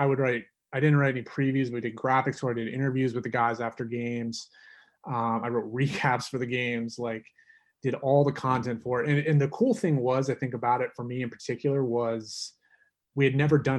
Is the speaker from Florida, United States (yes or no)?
no; North Carolina, United States; growing up in North Carolina